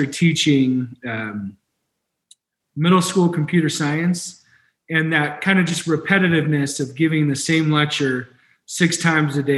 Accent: San Diego, California, United States; also born or lived in Spain / Boulder, Colorado; now in Colorado, United States; I got the privilege to grow up in San Diego about 20 minutes away from the beach

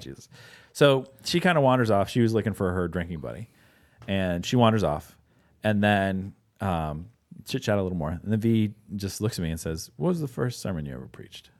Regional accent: Pittsburgh, Pennsylvania, United States; moved away; also born or lived in Wisconsin; I live in Wisconsin at the time, but, uh, I grew up in Pittsburgh

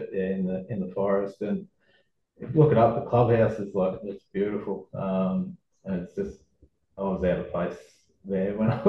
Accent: Wodonga, Victoria, Australia; I just grew up in Wodonga

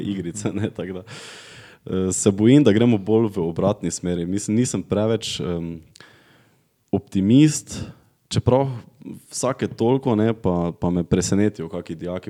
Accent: Gornja Radgona, Slovenia; accent: Radgona dialect; jaz sem iz Radgune, iz družine, ki, ki je zelo apolitična

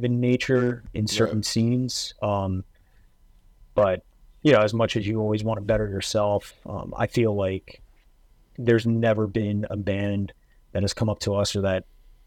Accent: New Jersey, United States; now in Philadelphia, United States; I'm from North Jersey originally, then moved to South Jersey. I've been living right outside of West Philly for say like 9 years now

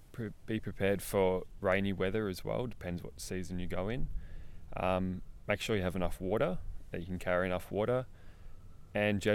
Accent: Melbourne, Victoria, Australia; also born or lived in Darwin; now in Perth, Australia; I'm originally from Melbourne, but I've been travelling up and down. Well, I went to Darwin, and now I live in Perth

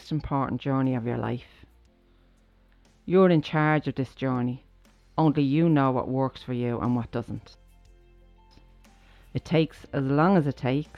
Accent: Ireland; growing up in Ireland

